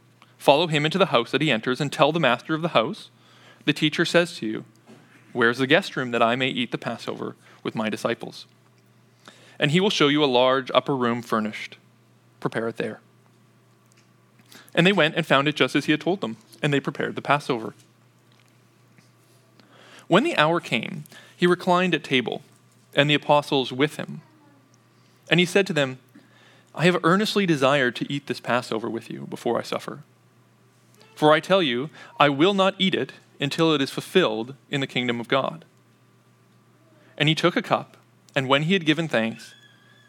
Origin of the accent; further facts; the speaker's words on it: Canada; as a child growing up in Canada